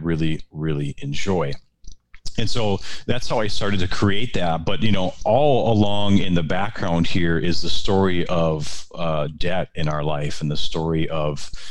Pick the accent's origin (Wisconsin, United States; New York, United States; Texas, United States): Wisconsin, United States; moved away as an adult; also born or lived in Minneapolis; I'm from Wisconsin. I'm a Wisconsin guy